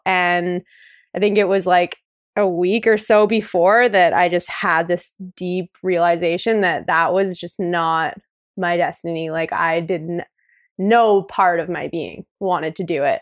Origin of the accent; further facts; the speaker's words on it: Canada; moved away; also born or lived in Revelstoke; growing up in the Rockies